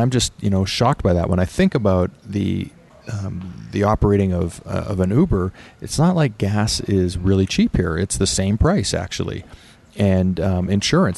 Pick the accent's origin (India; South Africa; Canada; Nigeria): Canada; I was born in Canada